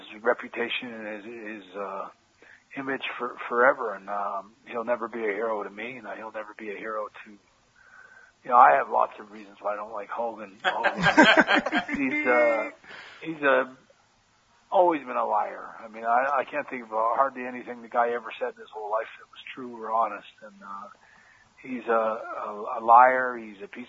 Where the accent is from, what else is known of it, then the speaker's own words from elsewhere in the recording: Canada; moved away as an adult; also born or lived in United States; I'm a Canadian guy